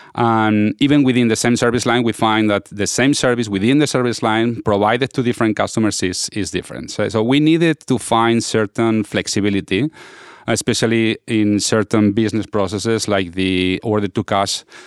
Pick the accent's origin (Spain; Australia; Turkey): Spain; now in Washington, D.C., United States; I'm from Spain, now based out of, eh, Washington, D C.